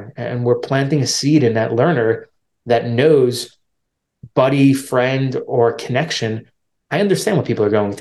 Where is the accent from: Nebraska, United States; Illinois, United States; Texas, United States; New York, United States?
New York, United States; I'm from New York, so it's a big city